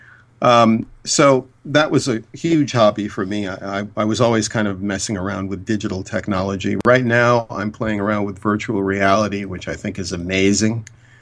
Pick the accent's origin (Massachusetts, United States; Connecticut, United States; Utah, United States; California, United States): Massachusetts, United States; Boston; also born or lived in Cambridge, Massachusetts; I'm from Boston